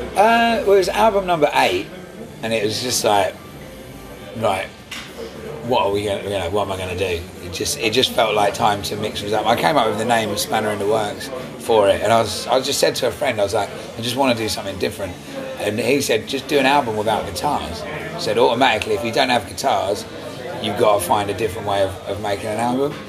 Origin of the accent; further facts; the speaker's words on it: England, United Kingdom; being an Englishman